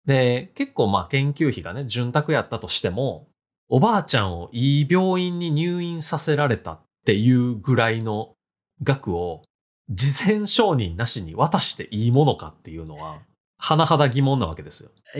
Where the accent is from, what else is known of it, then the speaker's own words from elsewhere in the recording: Hirakata, Osaka, Japan; 僕の地元、平パー